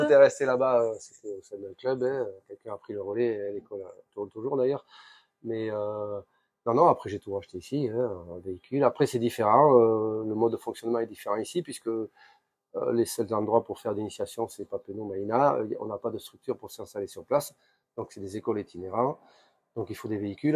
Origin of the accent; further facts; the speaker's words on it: Basque Country, between Bayonne and Ciboure, Nouvelle-Aquitaine, France; moved away as an adult; now in Tahiti, French Polynesia; je suis originaire du Pays Basque, entre Bayonne et Sebor